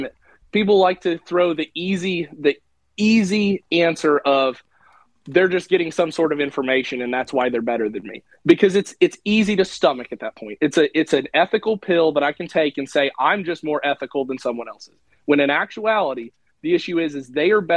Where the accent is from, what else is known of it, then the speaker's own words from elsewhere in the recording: Illinois, United States; growing up in Illinois